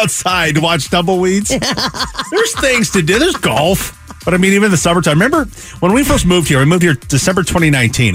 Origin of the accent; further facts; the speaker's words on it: Pacific Northwest, United States; now in Phoenix, United States; growing up in the Pacific Northwest, that's my only reference point because that's where I grew up